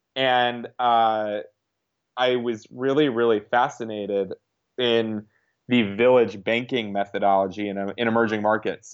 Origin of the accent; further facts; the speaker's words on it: the South, United States; I grew up in the South